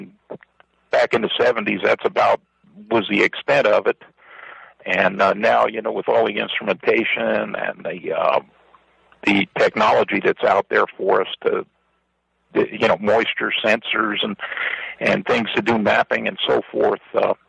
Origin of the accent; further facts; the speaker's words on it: New Jersey, United States; From New Jersey.